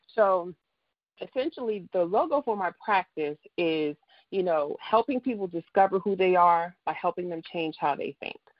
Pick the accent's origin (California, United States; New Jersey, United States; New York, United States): New Jersey, United States; now in Dallas, United States; I'm from Jersey